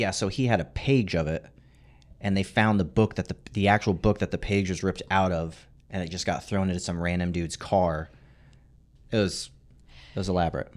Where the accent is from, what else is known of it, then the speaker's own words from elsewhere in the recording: Arizona, United States; I grew up in Arizona